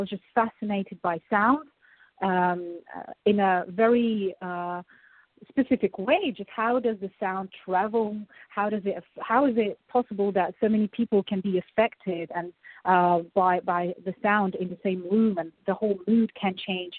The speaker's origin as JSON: {"language": "English", "country": "Russia", "tie": "born or raised there", "moved": "yes", "said": "I was growing up in Russia at school"}